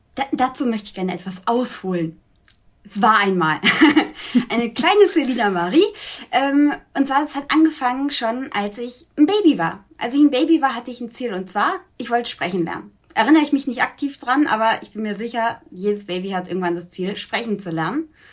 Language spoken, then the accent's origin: German; Augsburg, Bavaria, Germany; wir wohnen zusammen ah. in Augsburg, noch